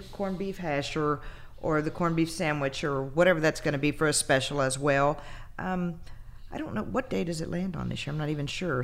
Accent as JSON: {"language": "English", "region": "Texas", "country": "United States", "said": "I'm from Texas. You know, I live in the USA"}